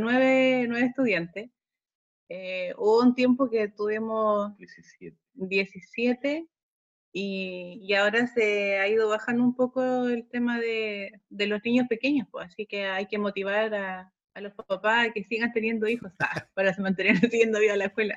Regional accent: Pelluhue, Maule, Chile; also born or lived in Cauquenes / Temuco; soy oriunda de Peyúgue, de la localidad de Peyúgue. Eh, estudié en, el, en la escuela de 638 Peyúgue

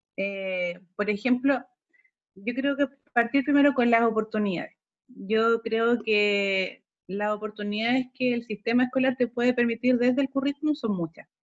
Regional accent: Pelluhue, Maule, Chile; also born or lived in Cauquenes / Temuco; soy oriunda de Peyúgue, de la localidad de Peyúgue. Eh, estudié en, el, en la escuela de 638 Peyúgue

